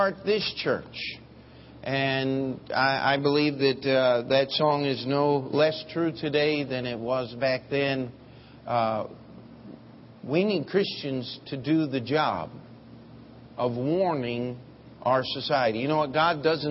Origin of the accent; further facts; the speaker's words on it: United States; as an American